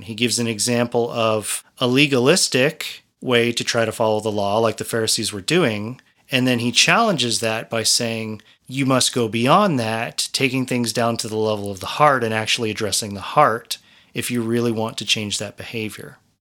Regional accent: Colorado, United States; I come from Colorado mostly

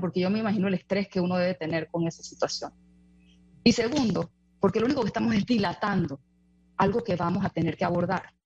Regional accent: Panama; lo digo como panameña

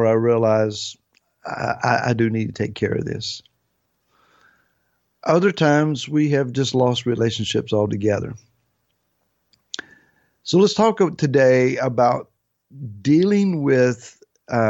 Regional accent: Grassy Creek, United States; now in Gloucester, United States; I was raised in a place called Grassy Creek

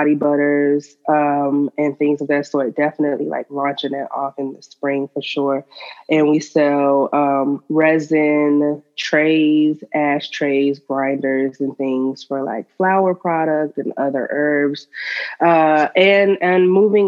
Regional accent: Miami, Florida, United States; now in Atlanta, United States; I am originally from Miami, Florida, and I am currently in Atlanta.

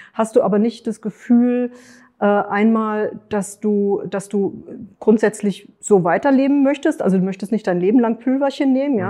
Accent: Frankfurt, Hesse, Germany; Ich komme aus Frankfurt

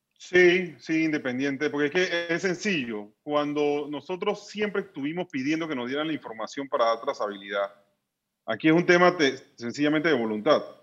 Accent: Panama; nosotros como panameños

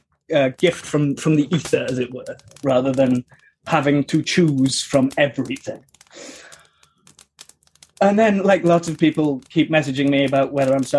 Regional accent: United Kingdom; I'm very British

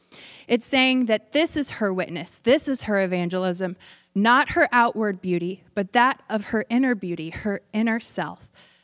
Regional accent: Tulsa, Oklahoma, United States; I grew up in Tulsa, Oklahoma, talking about the buckle of the Bible Belt.

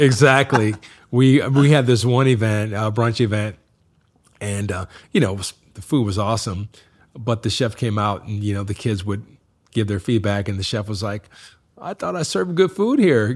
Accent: Massillon, Ohio, United States; now in Chicago, United States; a small town in Massillon, Ohio

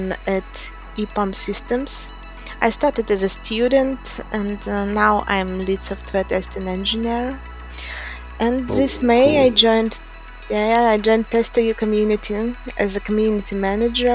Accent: Gomel, Gomel Region, Belarus; I'm from Belarus. I was born in and I live in Gomel.

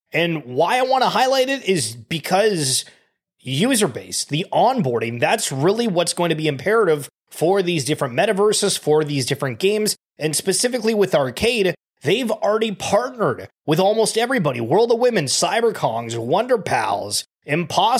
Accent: Canada; I'm Canadian

